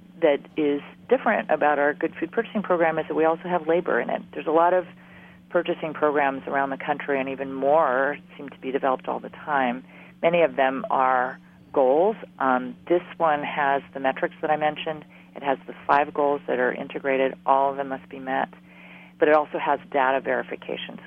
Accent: Hawaii, United States; moved away; I'm from Hawaii

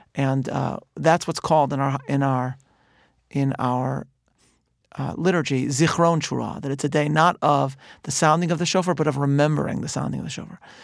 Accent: Chicago, Illinois, United States; I'm from Chicago

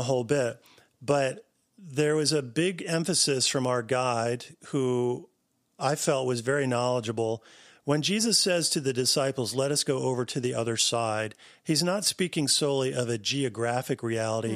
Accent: New Jersey, United States; I grew up in New Jersey

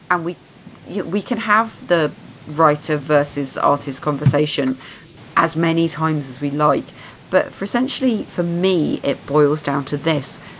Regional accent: United Kingdom; You mocked me for being British.

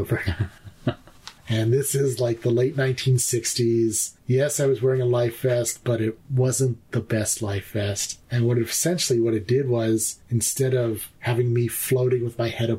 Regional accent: Bemidji, Minnesota, United States; I was born in Minnesota, Bemidji, Minnesota.

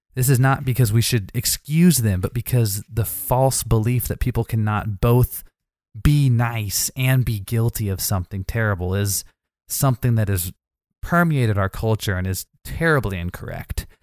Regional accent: Missouri, United States; I'm from Missouri

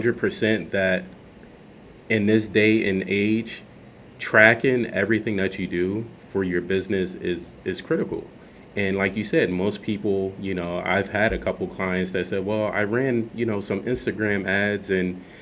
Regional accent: Philadelphia, Pennsylvania, United States; moved away as an adult; born and raised in South Philadelphia. Just made my way back to the East Coast

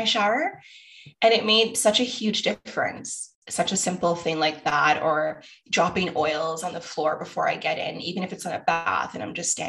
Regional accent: Toronto, Ontario, Canada; I grew up in Scarborough

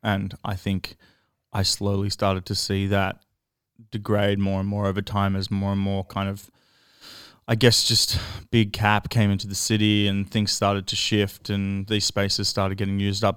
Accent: Melbourne, Victoria, Australia; I grew up in Ascot Vale

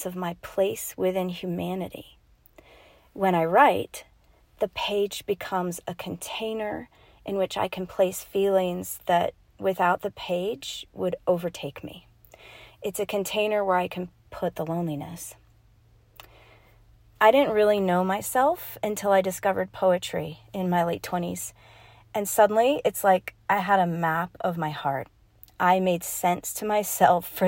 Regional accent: Rocky Mountains in Colorado, United States; I am from the Rocky Mountains in Colorado.

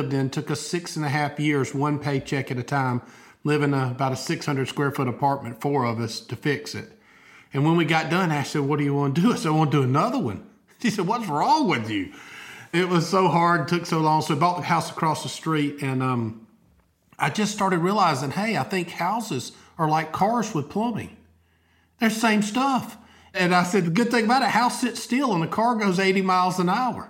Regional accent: Albany, Georgia, United States; moved away as an adult; now in Opelika, United States; I grew up in Albany, Georgia, about 2 hours south.

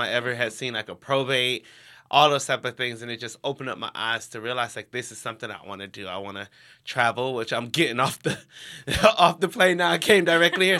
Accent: Cleveland, Ohio, United States; I grew up in Cleveland, Ohio

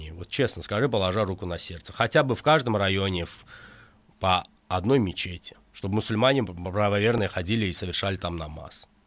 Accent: Azerbaijan; я и как и каждый азербайджанец в Азербайджане, несмотря на религию, мы хотим мира, поверь мне.

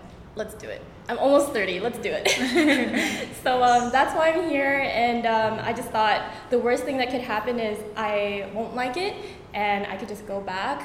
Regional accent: Canada; moved away as an adult; now in Vietnam; I'm from Canada

